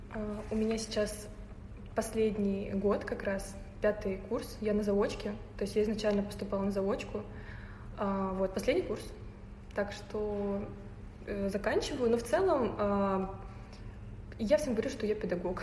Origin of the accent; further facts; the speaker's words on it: Naberezhnye Chelny, Tatarstan, Russia; now in Moscow, Russia; я из эм, региона, так сказать, республики Татарстан, э, город Набережной Челны